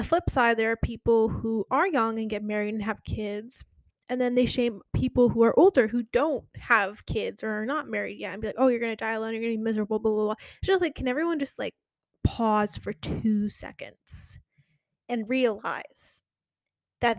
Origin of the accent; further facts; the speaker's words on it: Connecticut, United States; also born or lived in New York; now in Florida, United States; I grew up in Connecticut